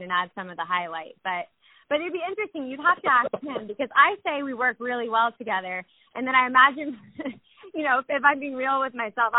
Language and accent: English; Snellville, Georgia, United States; I grew up in Snellville, Georgia